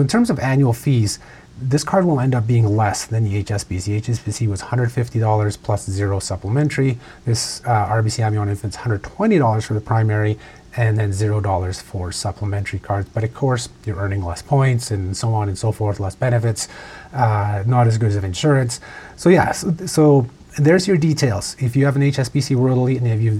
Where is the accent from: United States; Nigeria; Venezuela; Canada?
Canada